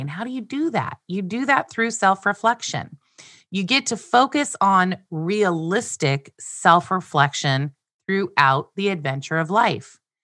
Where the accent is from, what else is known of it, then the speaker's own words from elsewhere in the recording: Glendale, California, United States; I was born on March first, nineteen sixty-seven, in Glendale, California. I was adopted, raised, and loved by Andy and Glenna